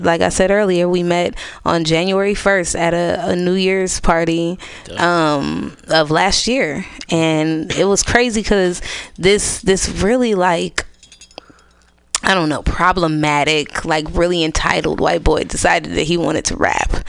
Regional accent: United States; I'm from Lakeview and I stay on a uh, Orizaba Thrift

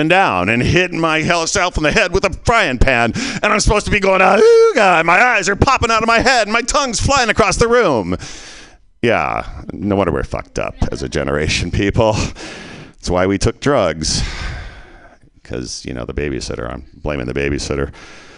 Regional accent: Canada; moved away; I was born in 58 and I was born in Canada.

